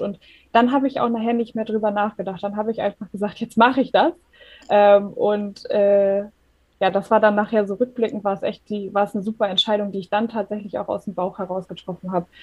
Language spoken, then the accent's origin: German; Germany; komme aus der Nähe von Hamburg. Ich lebe hier mit meinem Mann